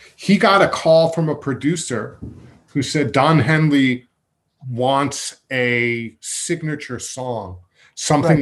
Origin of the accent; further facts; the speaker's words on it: Massapequa Park, New York, United States; when we were growing up in Massapequa Park